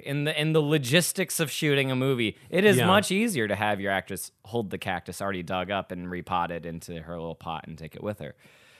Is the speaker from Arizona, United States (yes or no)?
yes; Phoenix, Arizona, United States; I'm from Phoenix, but I'm going to miss it for some reason.